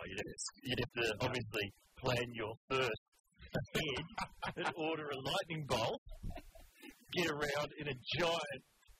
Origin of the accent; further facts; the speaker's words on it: New Zealand; I'm from New Zealand.